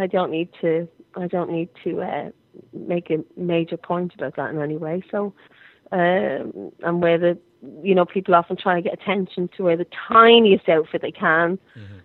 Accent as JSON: {"language": "English", "country": "Ireland", "said": "I'm Irish"}